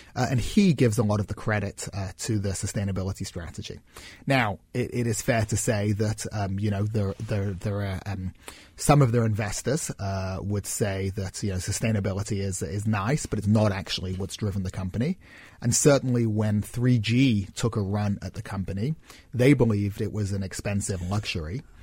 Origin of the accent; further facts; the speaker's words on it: Manchester, North West England, United Kingdom; where I grew up in Manchester